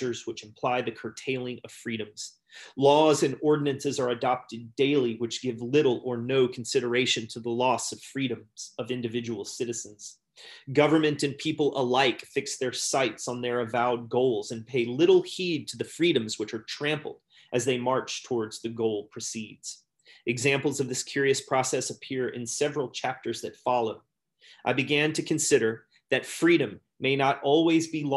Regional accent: United States; growing up as an American

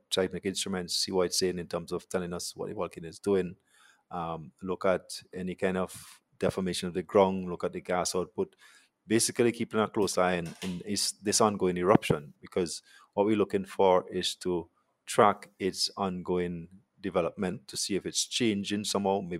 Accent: Montserrat; So the team, some of this team, I come from Montserrat, um, as well as we have some local people.

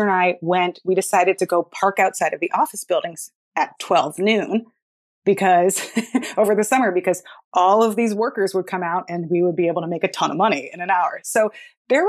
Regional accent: Palo Alto, California, United States; I grew up in Palo Alto, California, and I lived there till I was 17, and I moved straight into college

